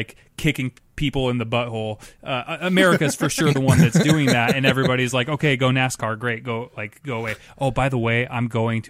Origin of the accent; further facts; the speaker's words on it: United States; as an American